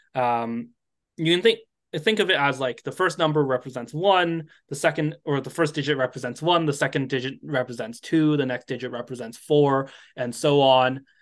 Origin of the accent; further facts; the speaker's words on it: United States; I'm American